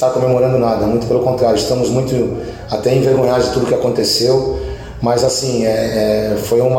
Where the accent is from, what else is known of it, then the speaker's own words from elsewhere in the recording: Santos, São Paulo, Brazil; um lugar onde você ama, onde você nasceu, onde você vive, na cidade que você mora, que você nasceu também